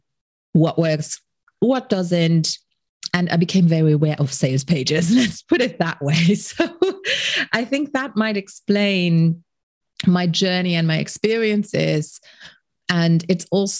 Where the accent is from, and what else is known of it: Luxembourg; English is a second language